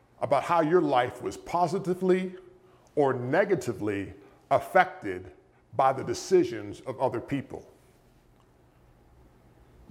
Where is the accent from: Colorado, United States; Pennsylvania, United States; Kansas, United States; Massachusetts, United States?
Pennsylvania, United States; near Pittsburgh; when I was a teenager growing up near Pittsburgh, Pennsylvania